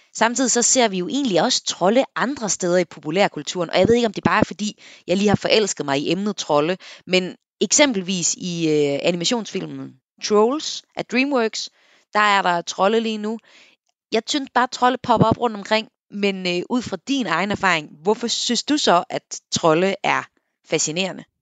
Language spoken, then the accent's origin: Danish; North Jutland, North Denmark Region, Denmark; Nordjylland, hvor jeg kommer fra